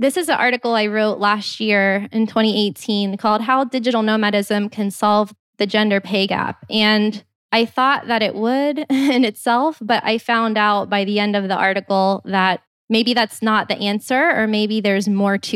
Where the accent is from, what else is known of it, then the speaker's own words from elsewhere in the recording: Canada; Well, well as a Canadian